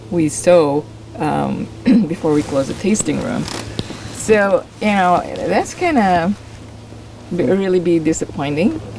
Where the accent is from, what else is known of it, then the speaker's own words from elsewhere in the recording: Oregon, United States; And I'm from Oregon.